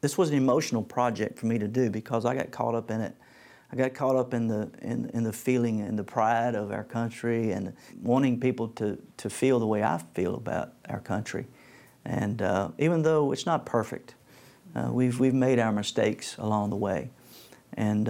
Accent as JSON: {"language": "English", "country": "United States", "tie": "born or raised there", "said": "I've had a great life growing up in the United States of America"}